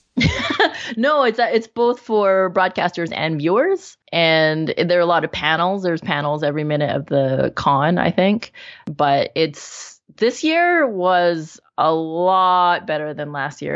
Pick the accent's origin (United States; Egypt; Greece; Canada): Canada; Vancouver, British Columbia; in my hometown, in Vancouver